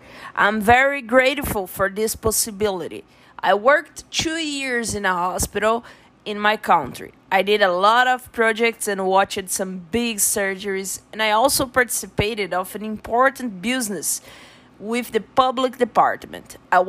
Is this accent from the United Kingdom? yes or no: no; Brazil; English is a second language; moved away as an adult; now in United States; I'm from Brazil, but I'm living in USA now. I moved to study and work. I'm a vet